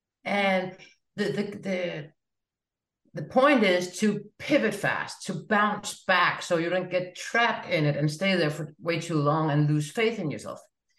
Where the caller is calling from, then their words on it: Denmark; I'm joining you from Denmark.